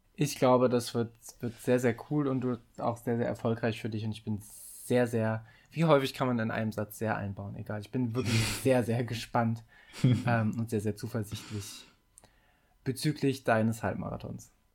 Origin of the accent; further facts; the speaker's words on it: Mettmann, North Rhine-Westphalia, Germany; moved away; also born or lived in Giessen; in meine Heimat, na, äh, nach meiner Heimatstadt Mettmann